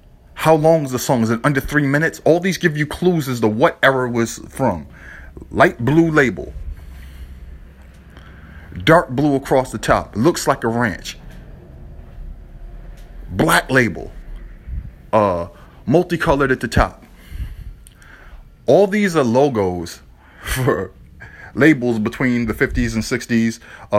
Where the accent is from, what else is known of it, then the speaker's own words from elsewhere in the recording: New York, United States; I found out later when I was growing up in New York that there was a guy at a record store who had written down a book of breaks